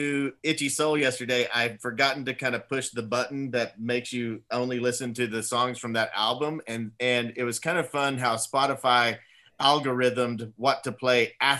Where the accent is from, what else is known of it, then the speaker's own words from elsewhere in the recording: Texas, United States; everything sounds like a country song to me because I grew up in Texas.